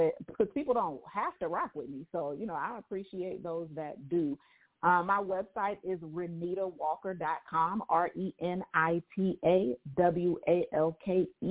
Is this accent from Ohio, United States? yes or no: yes; Akron, Ohio, United States; Akron, Ohio.